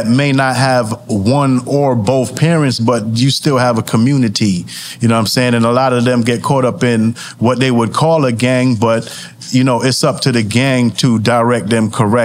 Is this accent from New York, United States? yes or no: yes; New York City, New York, United States; also born or lived in Charlotte; I grew up with them. You know, I grew up with them in Brooklyn